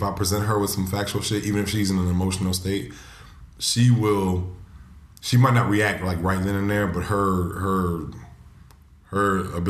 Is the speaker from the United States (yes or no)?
yes; United States; Yeah, because I'm American.